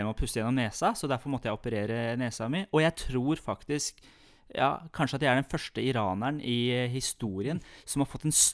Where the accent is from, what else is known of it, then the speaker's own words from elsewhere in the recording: Iran; Jeg er jo fra Iran